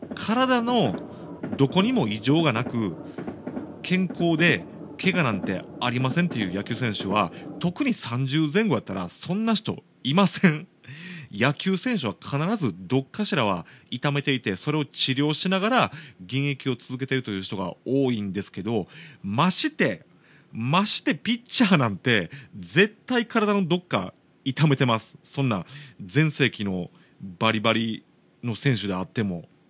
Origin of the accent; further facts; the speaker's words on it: Shiga, Japan; 僕の地元滋賀